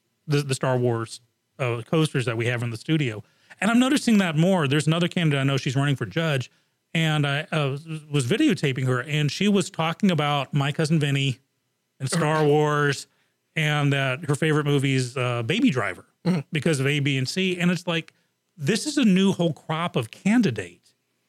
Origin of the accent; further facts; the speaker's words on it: Japan; I grew up in Japan, so I'm like hardcore on the original.